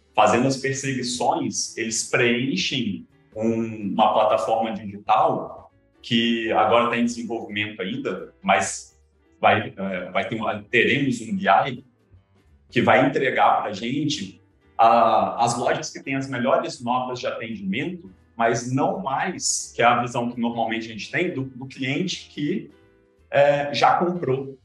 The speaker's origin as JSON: {"language": "Portuguese", "town": "Cachoeiro de Itapemirim", "region": "Espírito Santo", "country": "Brazil", "tie": "born or raised there", "also_born_or_lived": "Viçosa, Minas Gerais", "said": "eu já nasci em Cachoeiro, meu pai nasceu em Cachoeiro, então acabei crescendo mesmo, ensino médio, foi todo um cachoeiro"}